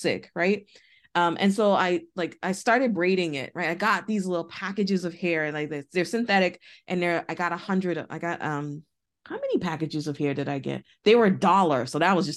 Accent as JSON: {"language": "English", "town": "Boston", "region": "Massachusetts", "country": "United States", "tie": "born or raised there", "said": "I grew up in Boston."}